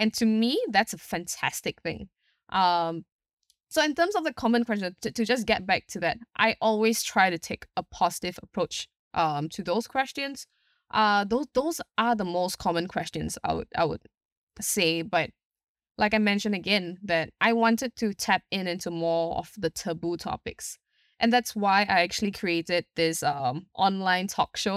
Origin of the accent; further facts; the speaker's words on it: Singapore; I'm from Singapore itself